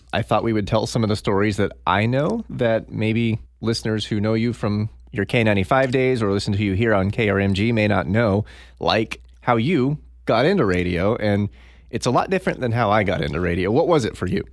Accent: Tulsa, Oklahoma, United States; in my hometown at a station I grew up listening

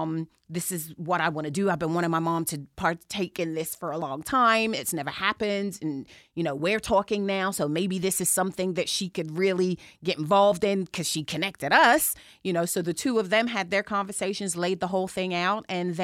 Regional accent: Chelsea, London, United Kingdom; some things you can take the girl out of England, some things you can't. And I'm from Chelsea.

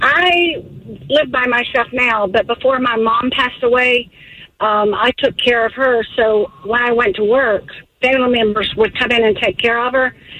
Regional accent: Loganville, Georgia, United States; … from Loganville

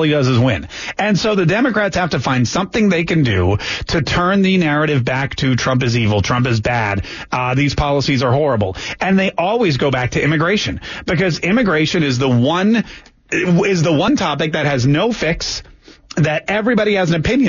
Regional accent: Canada; now in United States; When I came here from Canada, okay, sure, it wasn't as tough. But, you know, I had to take an English test.

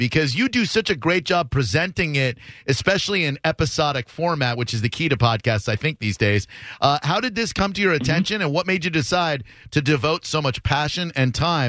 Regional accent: Massachusetts, United States; moved away; I'm from Massachusetts.

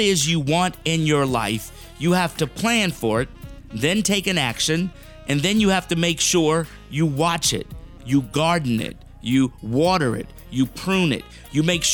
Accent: South Florida, United States; I grew up in South Florida

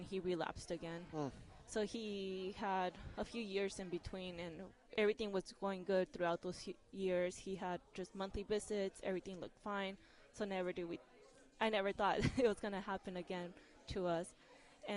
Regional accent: California, United States; moved away as an adult; now in Jacksonville, United States; We're originally from California

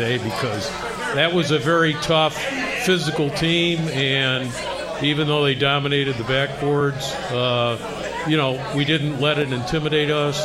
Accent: Dayton, Ohio, United States; from Dayton

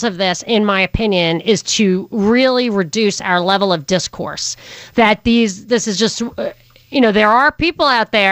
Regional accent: Rockland County, New York, United States; I'm from Rockland County, New York

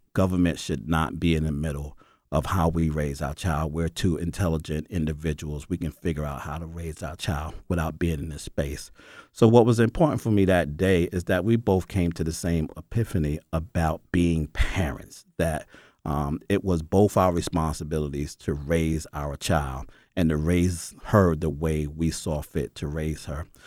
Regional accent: New York, United States; moved away as an adult; now in Atlanta, United States; I'm from New York

